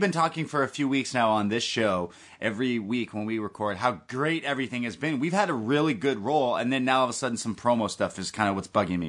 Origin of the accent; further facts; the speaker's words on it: Canada; I'm Canadian